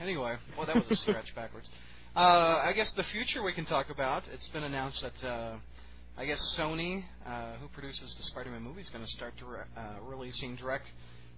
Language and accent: English; United States; we're all American guys